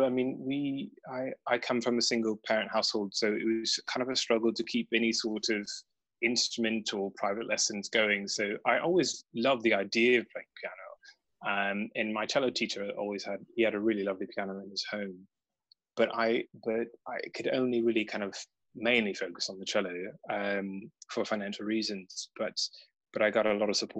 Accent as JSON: {"language": "English", "town": "Charleston", "region": "South Carolina", "country": "United States", "tie": "born or raised there", "moved": "yes", "said": "Yes, I'm originally from the United States. I entirely blame my accent on my beautiful girlfriend, now fiancé. I got rid of that when I came here. But I'm originally from, I was raised in a small city called Charleston in South"}